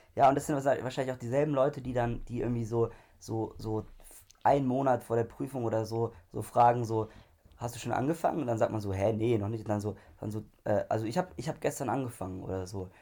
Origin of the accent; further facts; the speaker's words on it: Germany